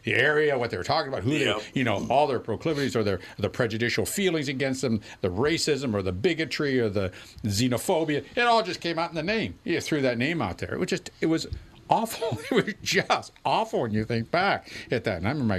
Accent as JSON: {"language": "English", "region": "Pennsylvania", "country": "United States", "tie": "born or raised there", "said": "I just remember growing up in Western Pennsylvania."}